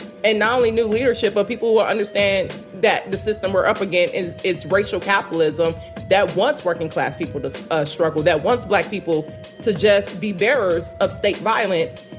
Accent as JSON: {"language": "English", "town": "Chicago", "region": "Illinois", "country": "United States", "tie": "born or raised there", "moved": "as an adult", "lives_now": "Minneapolis, United States", "said": "the same stuff that's happening in my hometown"}